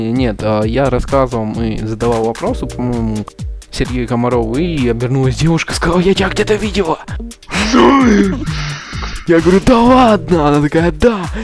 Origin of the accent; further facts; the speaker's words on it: Perm, Perm Krai, Russia; слушал спикера из Перми, я сам из Перми.